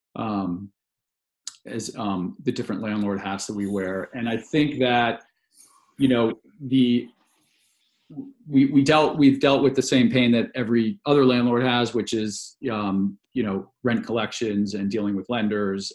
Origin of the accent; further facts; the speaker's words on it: a suburb of DC, Maryland, United States; moved away as an adult; also born or lived in New York City; I grew up in in Maryland um, in a suburb of DC